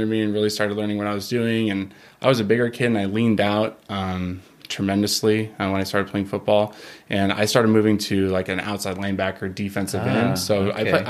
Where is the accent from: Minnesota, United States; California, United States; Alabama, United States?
California, United States; Simi Valley; So I'm from California.